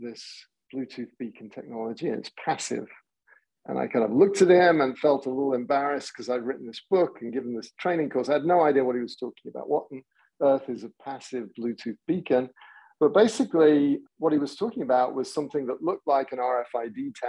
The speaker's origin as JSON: {"language": "English", "region": "England", "country": "United Kingdom", "tie": "born or raised there", "moved": "as an adult", "lives_now": "San Diego, United States", "said": "I grew up in England, but found my way via a whole bunch of technology companies to San Diego"}